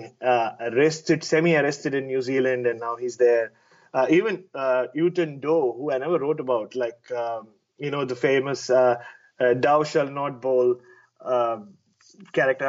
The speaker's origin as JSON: {"language": "English", "country": "India", "moved": "as an adult", "lives_now": "Australia", "said": "we said, \"India.\""}